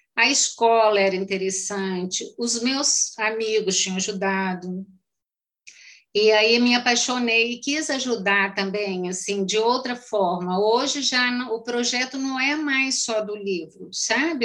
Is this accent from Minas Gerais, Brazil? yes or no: yes; Carmo do Paranaíba, Minas Gerais, Brazil; accent: mineiro; eu sou a pessoa também. mais mineira do mundo